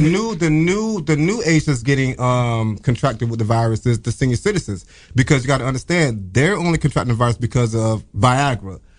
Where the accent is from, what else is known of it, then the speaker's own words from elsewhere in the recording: Norfolk, Virginia, United States; moved away; I'm from Virginia